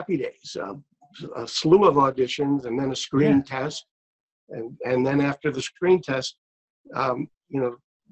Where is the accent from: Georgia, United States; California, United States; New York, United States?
New York, United States; New York City; I grew up in Brooklyn, New York